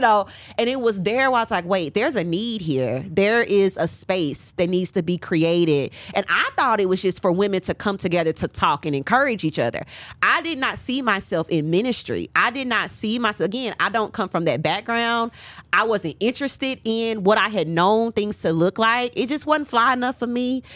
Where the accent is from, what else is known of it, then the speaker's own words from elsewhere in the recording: Nashville, Tennessee, United States; moved away as an adult; also born or lived in Huntsville, Alabama; now in Atlanta, United States; I'm from Nashville